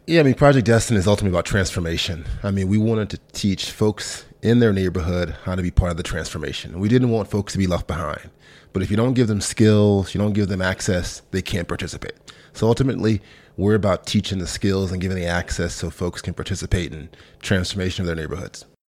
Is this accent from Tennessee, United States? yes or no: yes; Memphis, Tennessee, United States; moved away as an adult; also born or lived in Sardis, Mississippi / London; I'm born in a small town in Mississippi, about ten thousand folks called Sardis, uh, but then really grew up in Memphis, Tennessee. My mom moved there when I was probably five or six years old